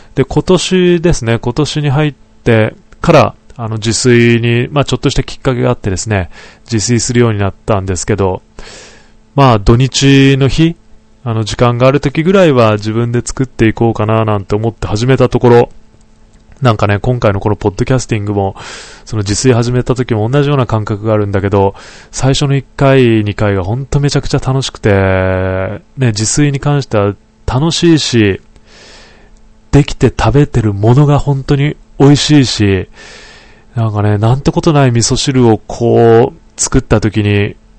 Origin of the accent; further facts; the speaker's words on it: Niigata, Japan; now in Tokorozawa, Japan; 地元の、あの、ふるさとの新潟